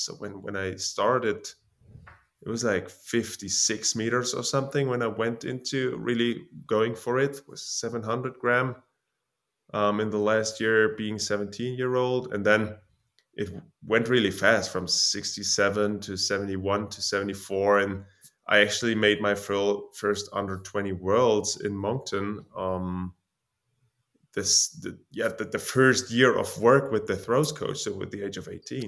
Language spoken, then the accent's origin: English; Jena, Thuringia, Germany; from Germany, Jena